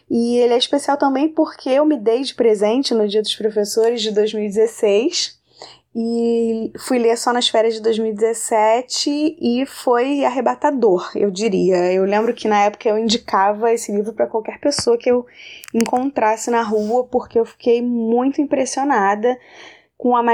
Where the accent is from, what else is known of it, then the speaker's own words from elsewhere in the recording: Rio de Janeiro, Brazil; eu sou do Rio de Janeiro